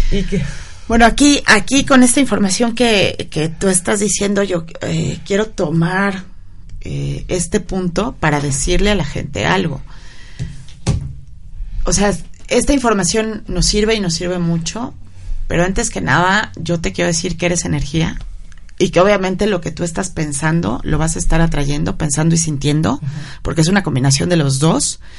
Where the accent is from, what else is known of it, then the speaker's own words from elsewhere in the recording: Mexico; y bueno, como mexicano, saber que tenemos mucho potencial